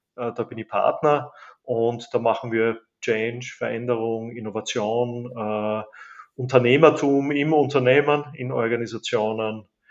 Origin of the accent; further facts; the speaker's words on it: Graz, Styria, Austria; Geburts- und Wahlheimat Graz, Österreich